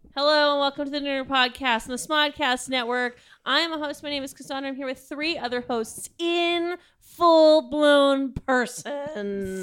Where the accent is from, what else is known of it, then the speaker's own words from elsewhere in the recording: United States; as an American